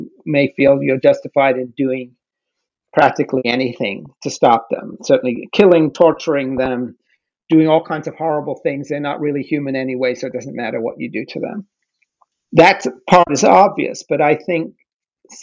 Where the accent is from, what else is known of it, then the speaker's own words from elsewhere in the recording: The Hague, South Holland, Netherlands; moved away; I grew up in The Hague in Holland